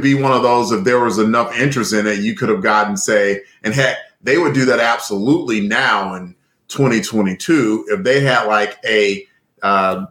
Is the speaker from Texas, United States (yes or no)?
no; Alabama, United States; I'm from Alabama